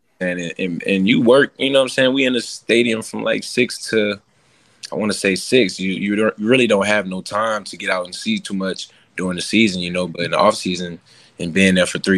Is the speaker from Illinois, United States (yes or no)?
no; New Orleans, Louisiana, United States; I'm from New Orleans